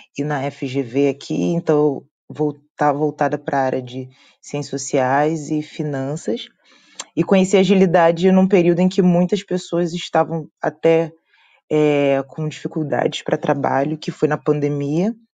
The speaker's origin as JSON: {"language": "Portuguese", "region": "Rio de Janeiro", "country": "Brazil", "said": "eu sou do Rio de Janeiro"}